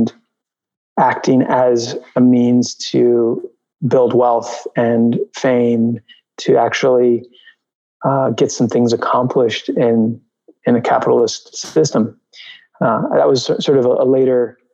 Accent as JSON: {"language": "English", "region": "New York", "country": "United States", "tie": "born or raised there", "also_born_or_lived": "Albuquerque, New Mexico", "said": "I grew up in New York. I grew up on the Upper West Side. I was born in Albuquerque, New Mexico"}